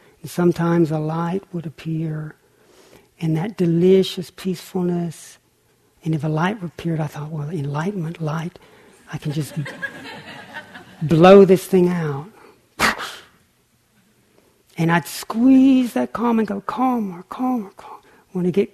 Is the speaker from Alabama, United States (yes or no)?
no; Lake Chickamauga, Tennessee, United States; I grew up on Lake Chickamauga in Tennessee